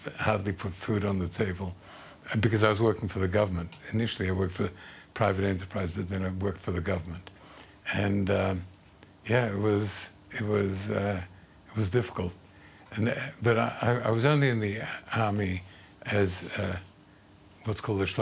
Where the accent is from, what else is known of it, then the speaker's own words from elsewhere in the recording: Australia; as an Australian